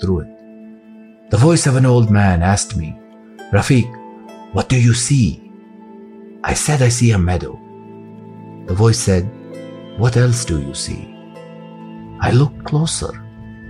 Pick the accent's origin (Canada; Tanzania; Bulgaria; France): France; moved away as an adult; now in North Africa; I am a North African Berber, but I grew up in France.